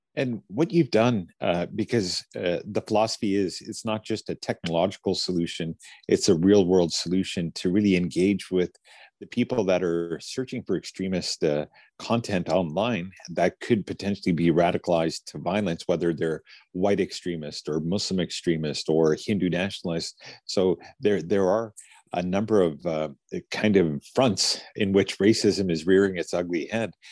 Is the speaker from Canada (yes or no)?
yes; Fort St. John, British Columbia, Canada; I grew up in an all white a town called Fort St. John in the north of British Columbia